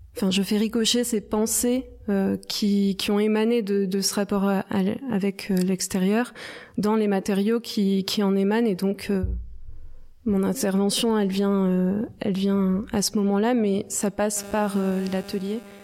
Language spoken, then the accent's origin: French; Provence-Alpes-Côte d'Azur, France; je viens des Hautes-Alpes